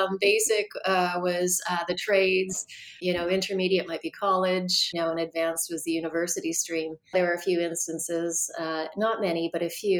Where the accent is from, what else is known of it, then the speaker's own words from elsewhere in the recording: Timmins, Ontario, Canada; So yeah, I grew up in Timmins, or at least I say Timmins is the place where I grew up because we did move around a lot.